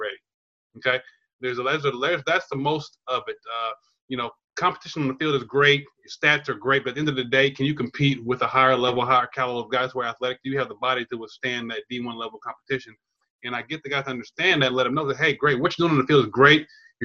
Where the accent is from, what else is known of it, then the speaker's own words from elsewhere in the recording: Chula Vista, California, United States; also born or lived in Louisiana; I'm a native Californian, Southern California. I grew up in San Diego, down there in Chula Vista by the border